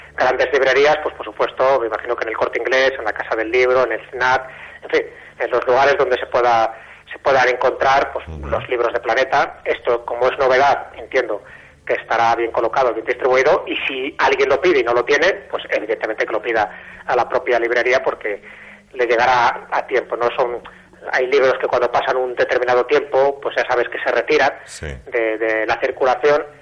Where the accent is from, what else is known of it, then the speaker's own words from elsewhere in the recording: Castile and León, Spain; yo soy de León